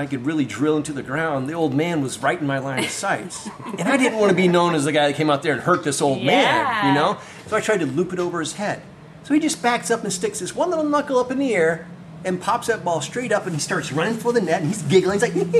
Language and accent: English; Florida, United States; I came from Florida playing two-man beach volleyball, and I was one of the good guys there